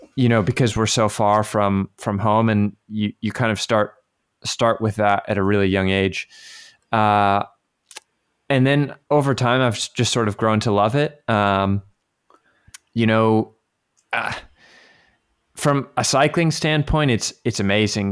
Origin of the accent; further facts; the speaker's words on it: Virginia, United States; moved away as an adult; now in France; around the area I grew up in Virginia